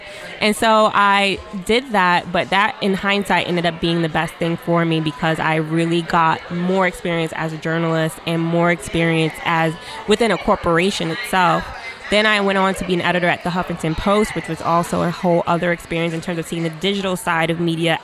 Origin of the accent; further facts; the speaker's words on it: New York City, New York, United States; I'm from New York City